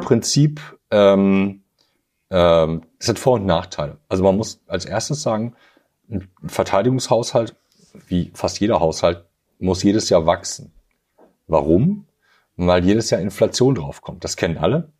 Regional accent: Germany; hier bei uns in Deutschland

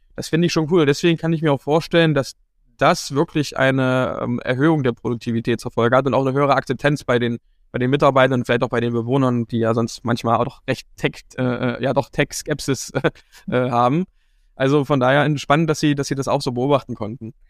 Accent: Dessau, Saxony-Anhalt, Germany; ich komme ja hier aus Dessau und Sachsen-Anhalt

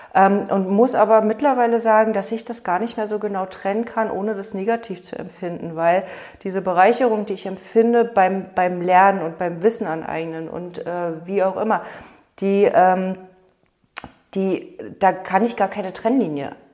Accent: Berlin, Germany; now in Brandenburg, Germany; ich bin ja in Berlin groß geworden

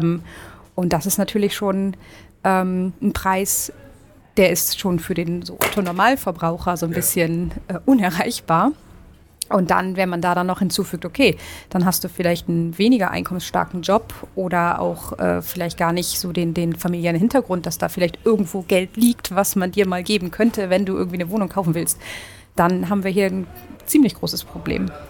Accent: Northern Germany, Germany; moved away as an adult; also born or lived in Uppsala, Sweden; now in Stockholm, Sweden; ich komme aus Norddeutschland.

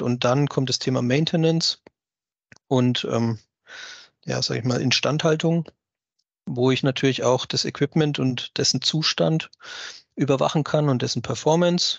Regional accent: Germany; bei uns in Deutschland

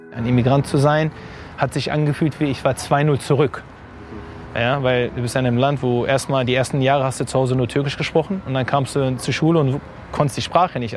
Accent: Hanover, Lower Saxony, Germany; moved away as an adult; also born or lived in India / Turkey / England; gebürtiger Hannoveraner geboren und aufgewachsen in Hannover

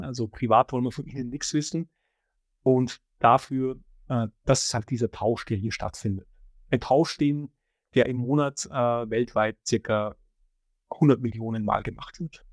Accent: Austria; ich komme aus Österreich, da heißt BIM Straßenbahn

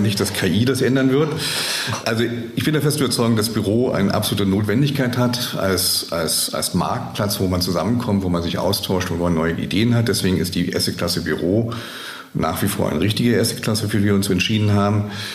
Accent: Germany; bei uns in Deutschland

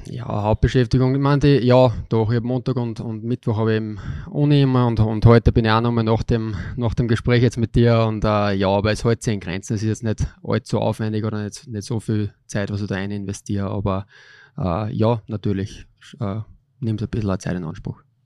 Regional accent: Linz, Upper Austria, Austria; Ich bin da aufgewachsen in Linz

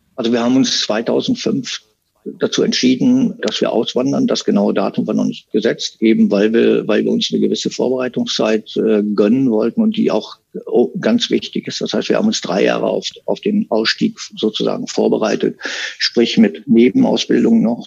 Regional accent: Münsterland, North Rhine-Westphalia, Germany; moved away as an adult; now in Sri Lanka; bei uns im Münsterland

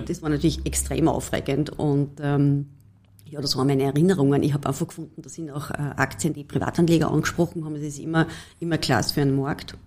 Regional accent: Carinthia, Austria; ich war als Kärntnerin ganz klassisch in der HPLA im, in der Oberstufe

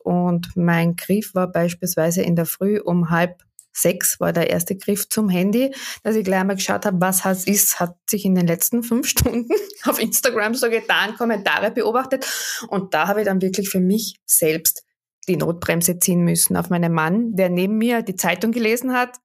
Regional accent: Wörthersee, Carinthia, Austria; Ich komme aus dem Süden Österreichs vom Wörthersee

